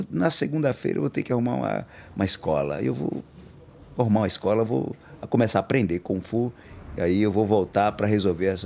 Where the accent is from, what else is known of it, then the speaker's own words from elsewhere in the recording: Alagoas, Brazil; Eu sou de Alagoas. É, eu é, saí com quatro anos.